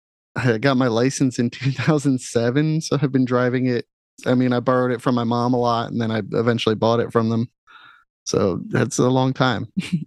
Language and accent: English; New Jersey, United States; Right in Mercer County. So it's in the back door of Case's pork roll. I mean, it's where pork roll's from.